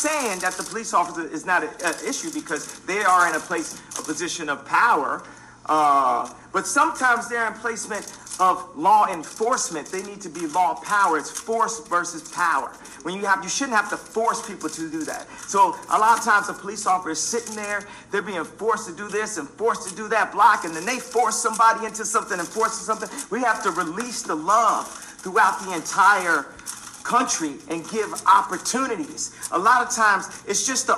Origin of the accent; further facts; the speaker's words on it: Chicago, Illinois, United States; my hometown of Chicago